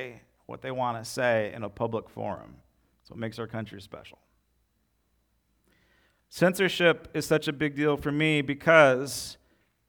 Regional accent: United States

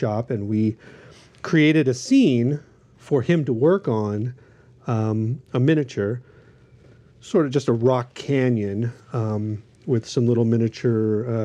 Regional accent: Los Angeles, California, United States; I grew up in Studio City.

